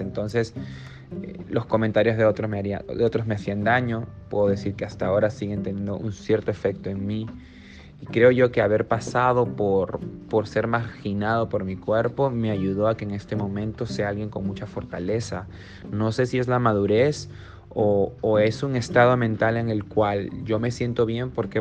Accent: Peru; soy peruano

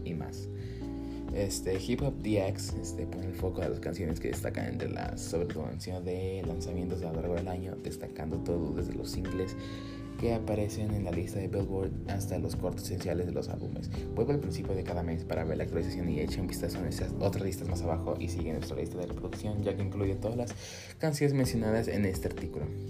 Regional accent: Chicago, Illinois, United States; moved away; yo vengo de Chicago, es de donde voy cada año y pues ahí aprendí inglés, aprendí la mayoría de mi vida, ¿cierto? Pero sí, soy de Chicago

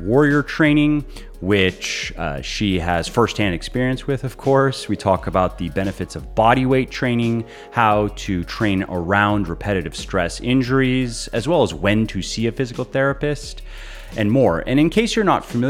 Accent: Tampa, Florida, United States; also born or lived in Ocala, Florida; I grew up in the Tampa Bay area

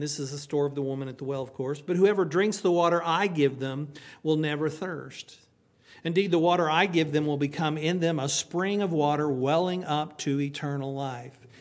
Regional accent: Oklahoma, United States; moved away; I'm from Oklahoma

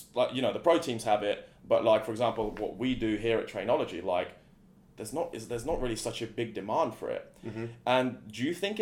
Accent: England, United Kingdom; moved away; growing up in England

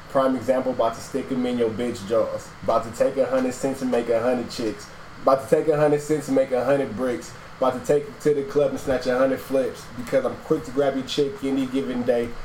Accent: Atlanta, Georgia, United States; I grew up in Atlanta, so me and my homeboy Kevin, we did have like a little dance group.

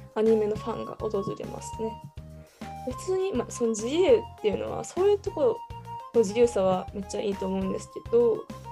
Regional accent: Kansai, Japan; 地元が関西なこともあって

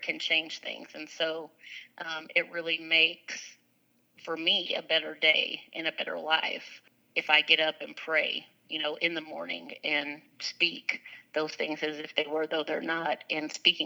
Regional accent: Lewisville, Texas, United States; I grew up in Lewisville, Texas

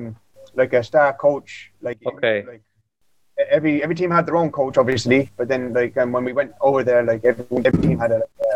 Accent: England, United Kingdom; born there; I'm a plastic paddy. I was born in England.

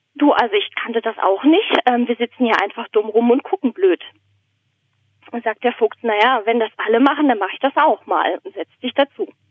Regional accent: Southern Germany, Germany; moved away as an adult; also born or lived in Berlin; now in Basel, Switzerland; in Süddeutschland aufgewachsen

